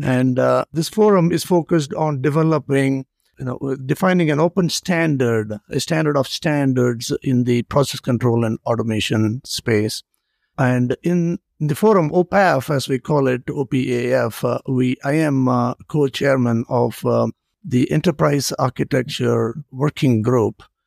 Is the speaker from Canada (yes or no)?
no; India; moved away; I grew up in India